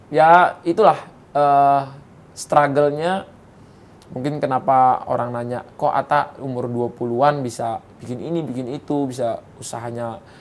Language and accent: Indonesian; West Sumatra, Indonesia; saya paling bangga saya lahir di Indonesia, dan saya dari Minang.